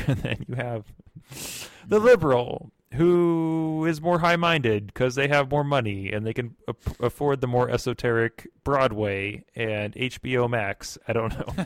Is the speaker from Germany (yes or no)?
yes; Germany; moved away; I'm from Germany.